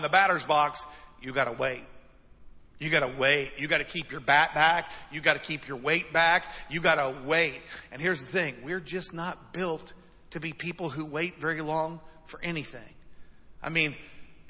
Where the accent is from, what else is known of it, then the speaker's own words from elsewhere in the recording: United States; we're American